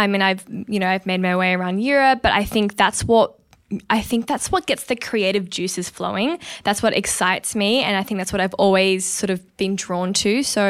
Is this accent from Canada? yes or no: no; North India, India; I am Punjabi Sikh. I am Indian from the north of India.